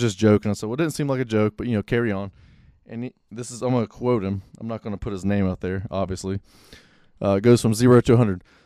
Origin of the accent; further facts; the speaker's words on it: Pensacola, Florida, United States; now in Monroe, United States; I'm from Pensacola.